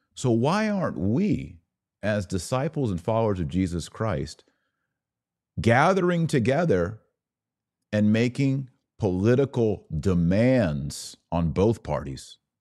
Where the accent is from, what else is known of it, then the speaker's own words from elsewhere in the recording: United States; as an American